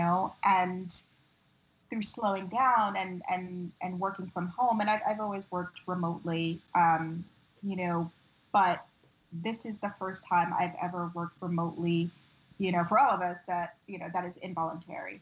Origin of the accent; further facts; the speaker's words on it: New York, United States; as a New Yorker